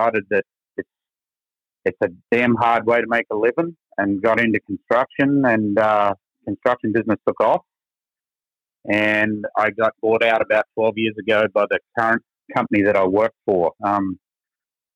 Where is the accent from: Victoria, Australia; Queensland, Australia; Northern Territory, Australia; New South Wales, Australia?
Queensland, Australia; Goondiwindi; accent: Texas; moved away as an adult; also born or lived in Florida; now in Texas, United States; I am from Australian native, now dual citizen for about 6 years. And I came from a little town in Queensland called Goondiwindi.